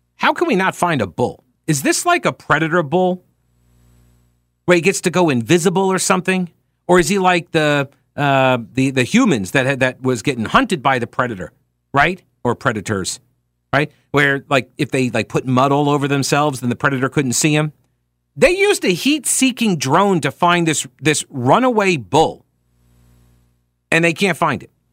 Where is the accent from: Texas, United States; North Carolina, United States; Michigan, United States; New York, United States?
New York, United States; Long Island; now in Charlotte, United States; I grew up on Long Island